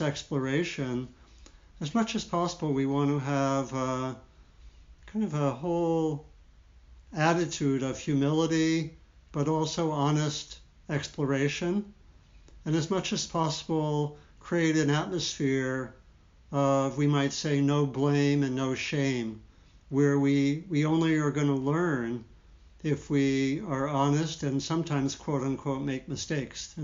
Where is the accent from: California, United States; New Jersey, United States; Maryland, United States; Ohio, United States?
Maryland, United States; D.C.; I grew up in Maryland, outside of Washington, D.C.